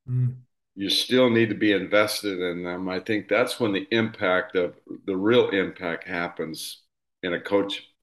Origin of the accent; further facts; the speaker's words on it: Indiana, United States; I grew up here in Indiana and lived in a small town of 500 people